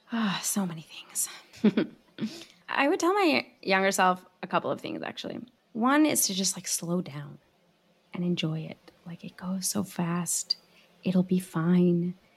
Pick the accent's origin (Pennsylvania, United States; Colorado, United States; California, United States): California, United States; Southern; also born or lived in Iran; I grew up in Southern California, which has a very, was one of the largest Iranian diasporas in America.